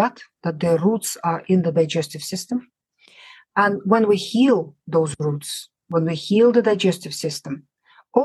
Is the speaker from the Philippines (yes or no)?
no; Russia; moved away as an adult; now in United Kingdom; I grew up in the Soviet Union.